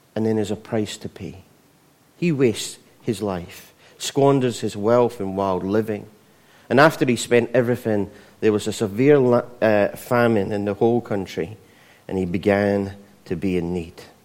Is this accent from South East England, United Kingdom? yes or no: no; Scotland, United Kingdom; not as Scottish as, as me